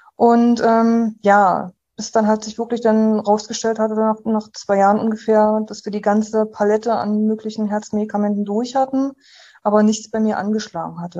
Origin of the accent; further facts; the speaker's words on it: Uckermark, Brandenburg, Germany; ich äh, bin gebürtige Brandenburgerin. Ich bin aus dem Landkreis ähm, Uckermark. Dort habe ich äh, quasi, ja, dort wurde ich halt geboren, ähm, habe dort halt ähm, 18 Jahre in so einer Kleinstadt gewohnt